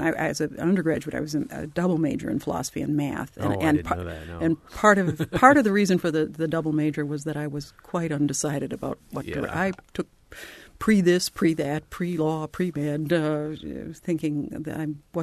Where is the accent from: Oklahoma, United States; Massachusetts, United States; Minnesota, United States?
Minnesota, United States; Falcon Heights; now in Bloomington, United States; It was a little village, Falcon Heights, in which I grew up. But I'm from Minnesota originally, as you perhaps can hear slightly